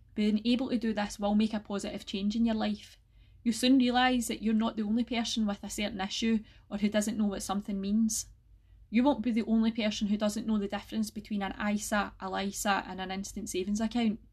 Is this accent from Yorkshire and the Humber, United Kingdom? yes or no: no; North Lanarkshire, Scotland, United Kingdom; I'm from North Lanarkshire myself, and I still live here with my family